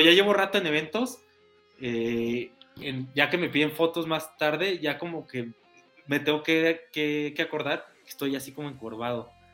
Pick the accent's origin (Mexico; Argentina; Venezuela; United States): Mexico